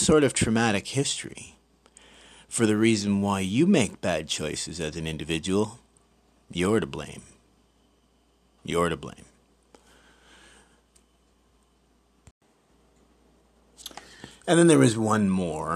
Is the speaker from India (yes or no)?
no; England, United Kingdom; as an English person